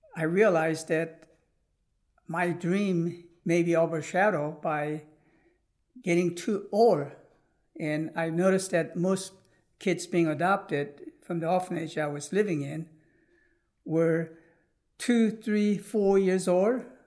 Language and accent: English; United States; also born or lived in South Korea; when I came into Christian orphanage and growing up in America, obviously I was taught a lot of Judeo-Christian principle